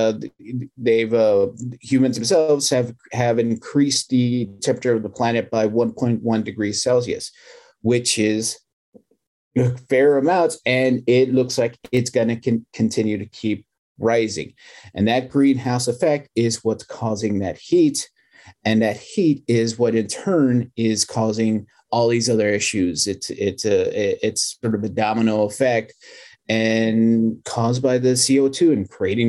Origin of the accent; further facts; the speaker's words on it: Texas, United States; I'm from Texas